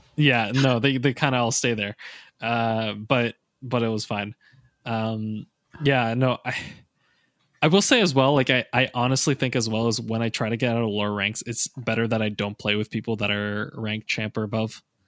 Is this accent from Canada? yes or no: yes; Canada; most of the coaches and myself are Canadian